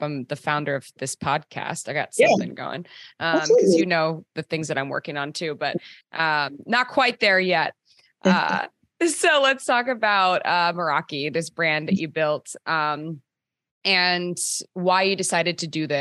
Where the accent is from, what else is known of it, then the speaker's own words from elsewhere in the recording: Maryland, United States; also born or lived in Los Angeles / Washington, District of Columbia, United States; now in New York, United States; I'm from Maryland, and then I was in LA and then DC and now New York